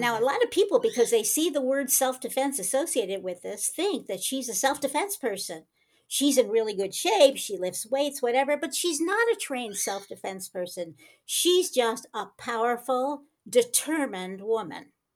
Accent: United States; now in Rehovot, Israel; I was born in the United States

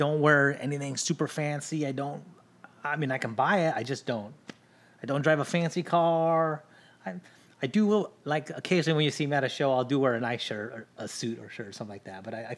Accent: Long Beach, California, United States; born there; also born or lived in Linwood / Watts / Maywood / Bell; So I was born in Long Beach. We lived in Linwood. From Linwood, we moved to Watts. From Watts, we moved to Maywood. From Maywood, we moved to Bell. We moved a lot.

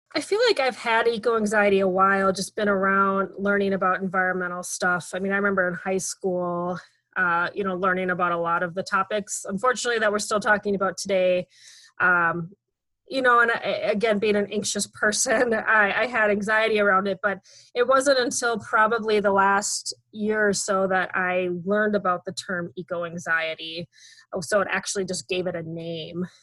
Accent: Minnesota, United States; I'm from Minnesota

